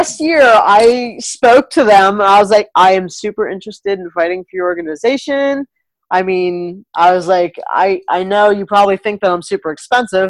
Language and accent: English; New Jersey, United States; moved away as an adult; now in Michigan, United States; Jersey proud. I'm from Jersey